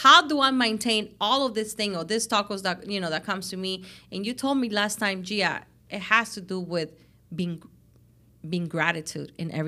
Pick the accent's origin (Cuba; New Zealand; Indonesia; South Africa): Cuba; I know you come from, you know, where we come from Cuba and our backgrounds and where you are now